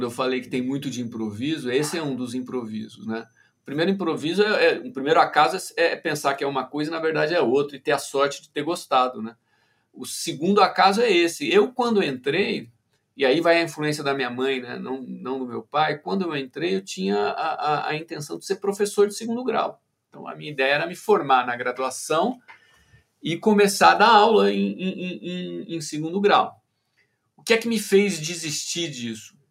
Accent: Ribeirão Preto, São Paulo, Brazil; also born or lived in Campinas; eu sou de Ribeirão Preto, que é uma cidade a uns 300 quilômetros, 200 e poucos quilômetros de Campinas. E em Ribeirão Preto eu tinha uma vida, enfim, de, de, menino do interior de São Paulo, né?

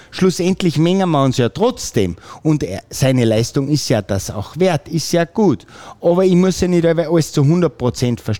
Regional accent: Filzmoos, Salzburg, Austria; ich bin natürlich heimatverbunden und meine Heimat ist Fützmos. Und da habe ich am Fuße der Bischofsmützen ein wirklich kleines, liebes Fleckchen Erde

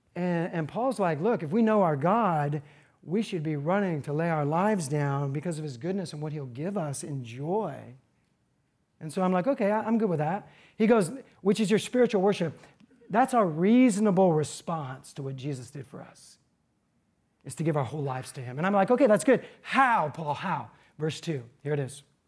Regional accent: United States; being an American

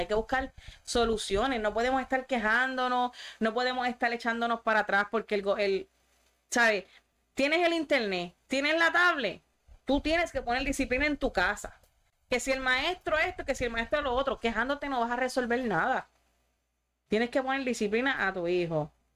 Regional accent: Sabana Grande, Puerto Rico; somos de Sabana Grande

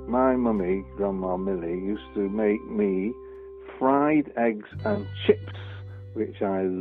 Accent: Prestwich, North West England, United Kingdom; I grew up in Prestwich. I've lived all my life in Prestwich and still do.

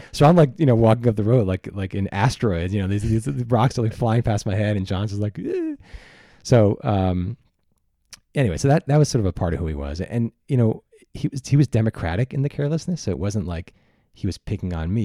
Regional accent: New York, United States; I was from New York.

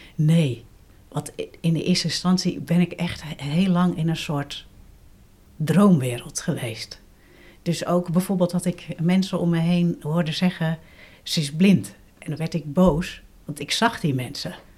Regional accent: Gouda, South Holland, Netherlands; moved away as an adult; also born or lived in Rotterdam / Wageningen / Amsterdam; now in Leiden, Netherlands; Ik ben geboren in Rotterdam en opgegroeid in Gouda

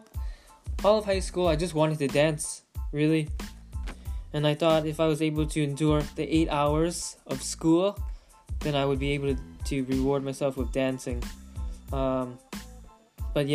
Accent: Manchester, Connecticut, United States; moved away as an adult; also born or lived in West Hartford, Connecticut; now in California, United States; I'm originally from Connecticut. I was raised in Manchester, Connecticut, and then moved to West Hartford, Connecticut, and then moved to California 7 years ago.

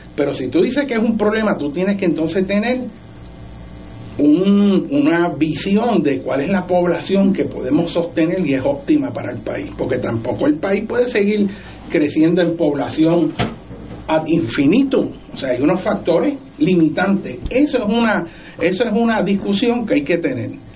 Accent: Puerto Rico; somos los puertorriqueños

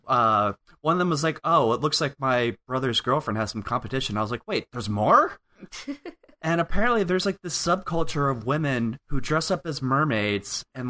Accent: Vero Beach, Florida, United States; Vero Beach is my hometown

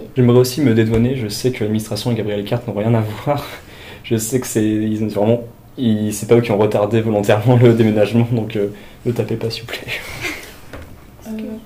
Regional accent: Lille, Hauts-de-France, France; moved away; je suis né à Lille, j'ai grandi à Lille

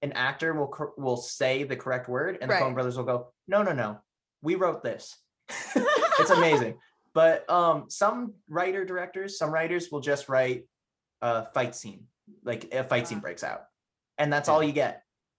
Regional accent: United States; moved away; I'm originally from Washington

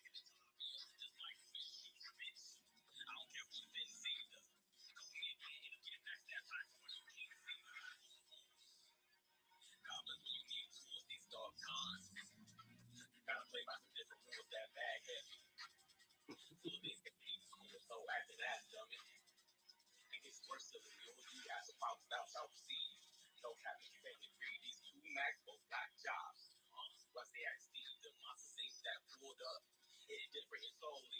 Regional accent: the South, United States; I'm from the South

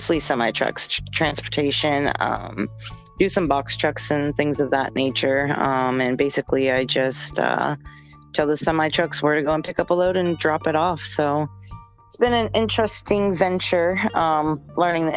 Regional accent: Tampa, Florida, United States; also born or lived in New Hampshire; I was born in New England, but moved to Florida very, very young, like 5 or 6-ish. So I consider myself a Floridian, been in Tampa since

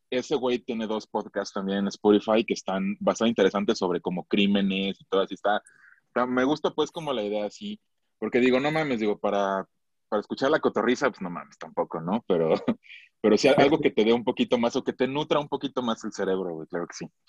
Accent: Michoacán, Mexico; yo soy de Michoacán

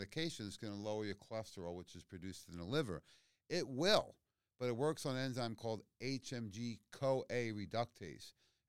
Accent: Queens, New York, United States; I grew up in Queens. I know what egg cream is, yeah.

